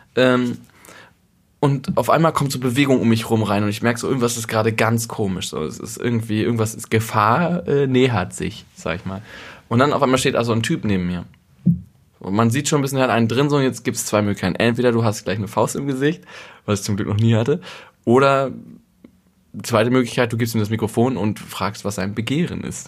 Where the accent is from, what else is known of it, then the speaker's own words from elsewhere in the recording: North Rhine-Westphalia, Germany; moved away as an adult; also born or lived in Berlin; ich komme aus Ostwestfalen und bei mir zu Hause gab es echt immer so Bürodiesel